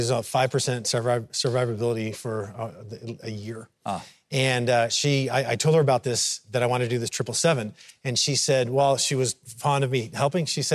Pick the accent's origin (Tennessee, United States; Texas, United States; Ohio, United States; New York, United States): Texas, United States; I'm from Texas.